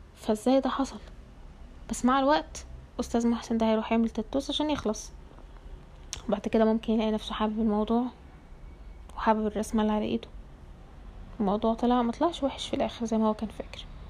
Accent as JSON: {"language": "Arabic", "country": "Egypt", "said": "العيلة عندنا في مصر"}